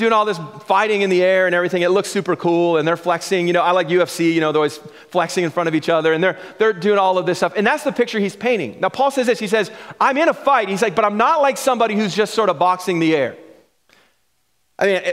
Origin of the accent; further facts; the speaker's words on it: Vancouver, British Columbia, Canada; I grew up in East